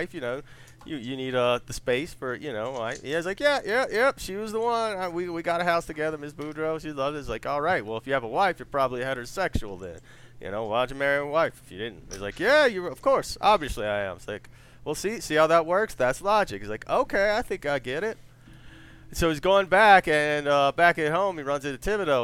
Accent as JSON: {"language": "English", "area": "Cajun country", "region": "Louisiana", "country": "United States", "tie": "born or raised there", "said": "growing up in Cajun country"}